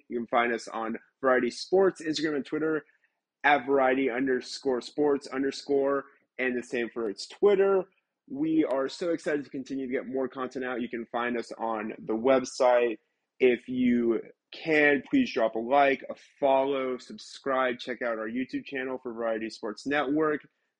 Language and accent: English; Mobile, Alabama, United States; I'm from Mobile, Alabama